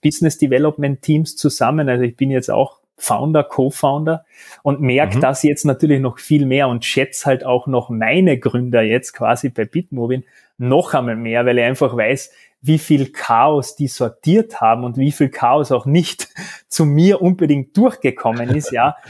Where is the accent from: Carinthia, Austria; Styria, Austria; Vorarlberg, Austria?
Carinthia, Austria; now in Vienna, Austria; dann aber auch quasi beide von Kärnten, du zuerst nach Wien, dann Salzburg, ich bin jetzt mittlerweile auch in Wien.